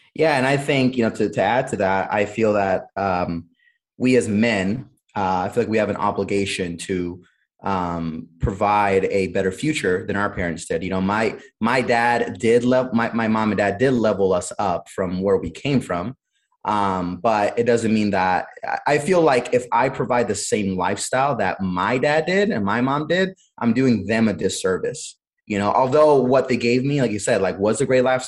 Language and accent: English; Cleveland, Ohio, United States; also born or lived in Honduras; I was born in Honduras, but I came over to the United States at a very, very young age. I was six years old, um, so practically grew up here and um, grew up in Cleveland, Ohio